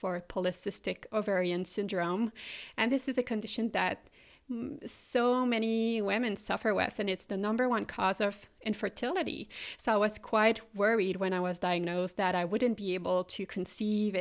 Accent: Quebec City, Quebec, Canada; English is a second language; moved away; also born or lived in Melbourne, Australia / Munich, Germany; I studied in Quebec City, which is the French-speaking province of Canada, in case you're wondering where my accent is coming from.

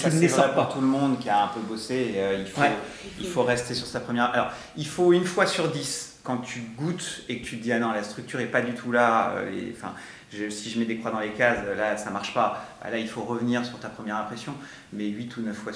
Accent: France; on est, on est français, donc le, voilà, l'anglais avec l'accent français, on le comprend.

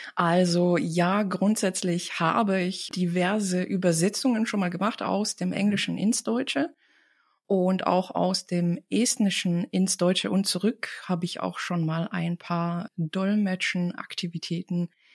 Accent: Tartu, Tartu County, Estonia; first language Estonian; German is a second language; moved away as an adult; now in Germany; komme ich aus Tartu, das ist die Universitätsstadt

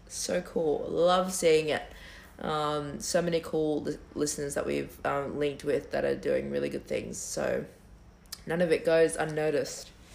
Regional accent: Campbelltown, New South Wales, Australia; we're from Campbelltown

